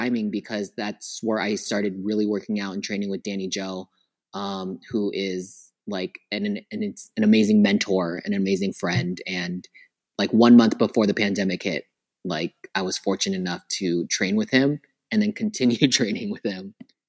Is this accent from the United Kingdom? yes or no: no; Philippines; And on top of that, I'm Filipino. So Filipino time plus island time